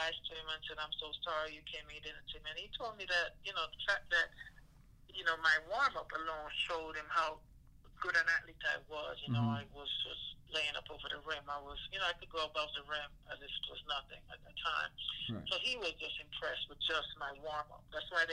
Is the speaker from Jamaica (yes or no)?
yes; Jamaica; moved away; also born or lived in Seattle; growing up in Jamaica, you don't really have warm clothes.